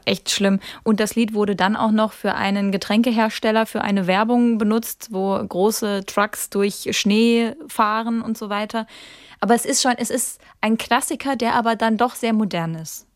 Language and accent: German; Kaiserslautern, Rhineland-Palatinate, Germany; moved away; also born or lived in Baden-Baden; nach Hause fahre in meine Heimat, das ist Kaiserslautern